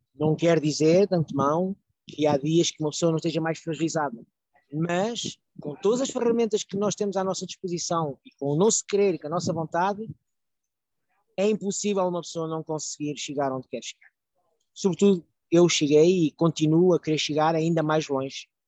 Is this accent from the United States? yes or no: no; Portugal; now in France; eu sou de Portugal, normal, estou imigrado na França